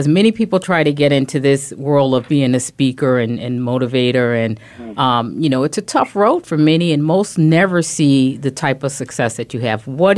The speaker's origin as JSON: {"language": "English", "town": "Chicago", "region": "Illinois", "country": "United States", "tie": "born or raised there", "also_born_or_lived": "Wheaton, Illinois", "said": "I'm originally from Chicago"}